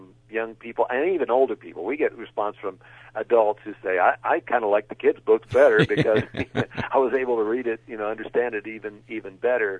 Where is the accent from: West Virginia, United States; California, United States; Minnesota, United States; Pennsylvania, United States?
West Virginia, United States; I grew up in West Virginia, and I've written a series of books based on my hometown